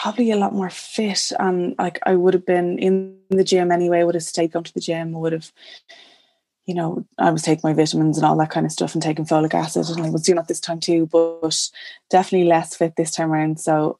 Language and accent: English; Lucan, Leinster, Ireland; now in Naas, Ireland; we live in Naas and have done for the last 5 or 6 years. I'm from Lucan originally, but Naas I think for life now at this stage.